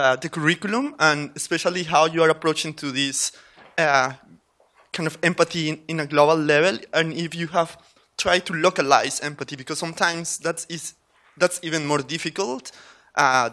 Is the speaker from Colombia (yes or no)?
yes; Colombia; moved away; I am originally from Colombia, and I am a fellow at the Berman Klein Center.